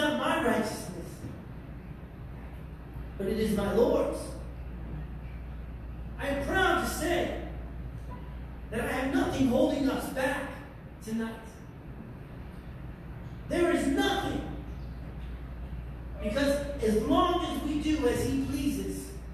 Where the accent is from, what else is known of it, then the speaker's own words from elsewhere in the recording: New York, United States; I'm a New Yorker and I'm from New York.